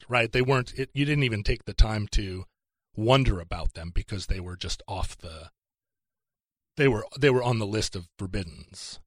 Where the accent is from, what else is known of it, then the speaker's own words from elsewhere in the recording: Alaska, United States; moved away; also born or lived in Seattle; I grew up in Alaska.